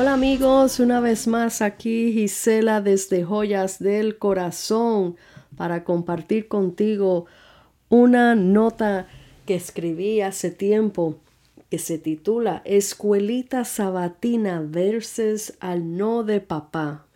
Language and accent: Spanish; Puerto Rico; moved away; also born or lived in New York; Me mudé de Puerto Rico a Nueva York